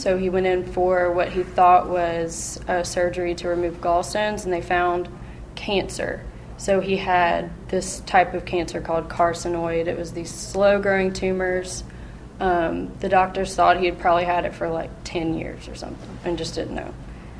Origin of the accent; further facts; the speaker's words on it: Memphis, Tennessee, United States; also born or lived in Germantown, United States; I grew up here in Memphis and Germantown in a Christian home.